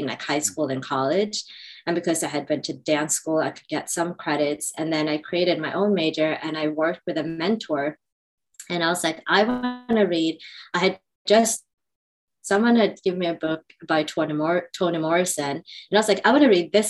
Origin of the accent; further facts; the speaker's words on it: Sweden; moved away as an adult; also born or lived in Indonesia; now in New York, United States; growing up in Sweden